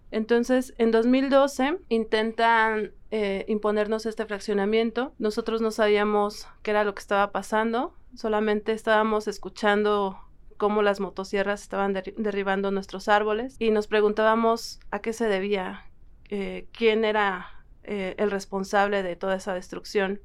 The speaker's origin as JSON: {"language": "Spanish", "area": "San Francisco Magú", "region": "State of Mexico", "country": "Mexico", "said": "del pueblo indígena Otomí de San Francisco Magú."}